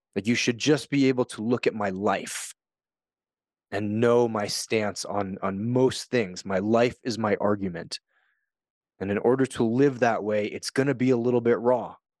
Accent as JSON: {"language": "English", "country": "United States", "also_born_or_lived": "Japan", "moved": "as an adult", "said": "I'm an American. I grew up in a system. I moved to Japan."}